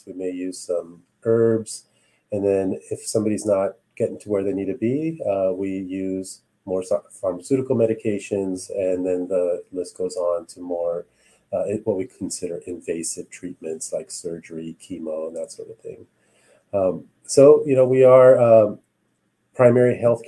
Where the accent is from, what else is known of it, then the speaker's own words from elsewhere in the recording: Los Angeles, California, United States; also born or lived in Cavite, Philippines (ancestry) / Canada (ancestry); I was born in LA.